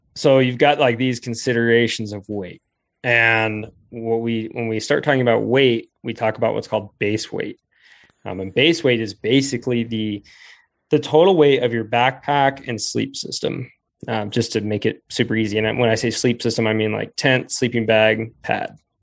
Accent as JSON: {"language": "English", "town": "Rifle", "region": "Colorado", "country": "United States", "tie": "born or raised there", "said": "I grew up in in Rifle, Colorado, which was a really cool place to grow up"}